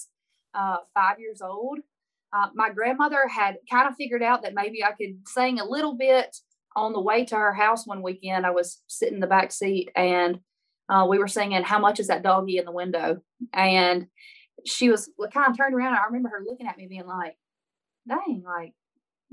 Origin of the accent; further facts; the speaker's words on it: Baskin, Louisiana, United States; moved away as an adult; now in Nashville, United States; I'm from Northeast Louisiana, a little town of 300 people, 299 after I left.